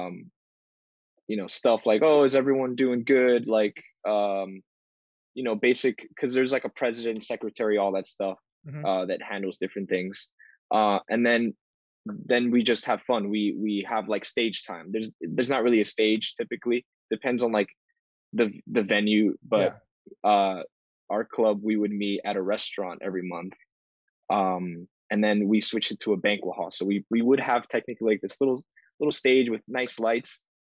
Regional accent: Miami, Florida, United States; I grew up in Miami, and in Miami there's there's a large Hispanic community

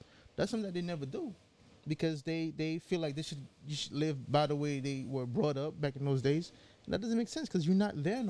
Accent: Haiti; also born or lived in United States; I grew up in Haiti and in the U.S.

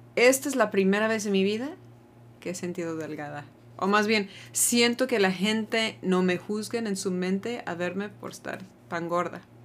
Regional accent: United States; now in Mexico; cuando estoy en mi país, ya no me siento muy gringa tampoco

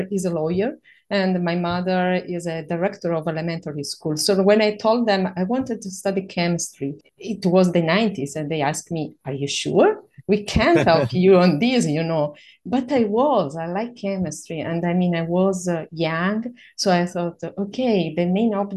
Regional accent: Calabria, Italy; English is a second language; moved away as an adult; also born or lived in Sicily; now in Florence, Italy; I come from the south of Italy, from a beautiful region that is named Calabria

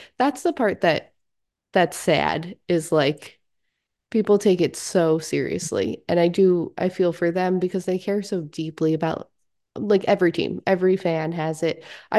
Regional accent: New York, United States; We're from the Metro New York area, so I never understood what it was like to have like that whole city come together for a team.

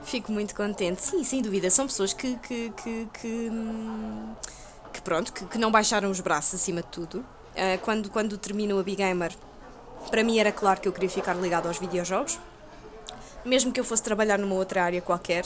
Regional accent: Lisbon, Portugal; eu sou de Chelas, eu, eu nasci e cresci em Chelas

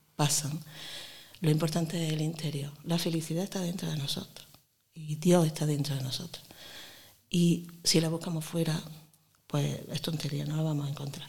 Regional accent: Granada, Andalusia, Spain; accent: granadino; also born or lived in Montefrío; Ya me he hecho de Granada. Y además me dicen que tengo un acento muy granadino

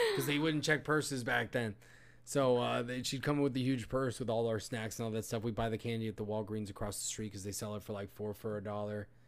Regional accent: Puerto Rico; I'm I'm from that area, Puerto Rico.

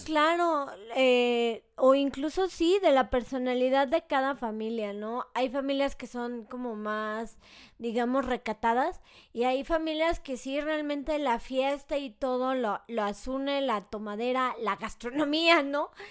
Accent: Mexico; como mexicanos.

